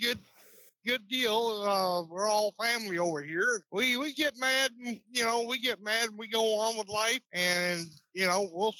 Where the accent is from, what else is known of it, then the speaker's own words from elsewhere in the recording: Iowa, United States; also born or lived in Scottsville, Kentucky; now in Bowling Green, United States; Originally, I was born in Scottsdale, Kentucky. I was raised in Iowa.